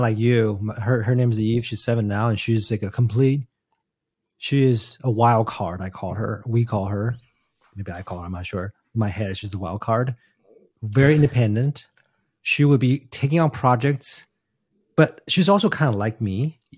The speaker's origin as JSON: {"language": "English", "country": "Taiwan", "tie": "born or raised there", "moved": "yes", "said": "I grew up in Taiwan"}